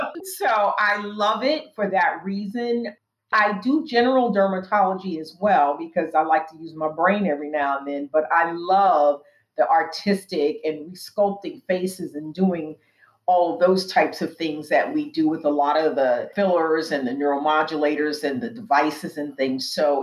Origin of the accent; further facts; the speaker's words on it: Pacific Northwest, United States; I grew up in the Pacific Northwest. You know, we didn't have a lot of Black people up there when I was growing up.